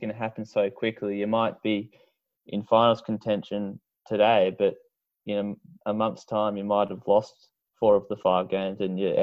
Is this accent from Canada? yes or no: no; Australia; as an Aussie